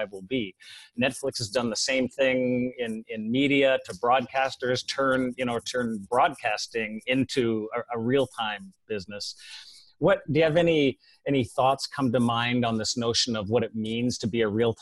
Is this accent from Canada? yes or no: yes; Canada; moved away; Being a Canadian, I guess we all, you know, we all watch Formula One up there.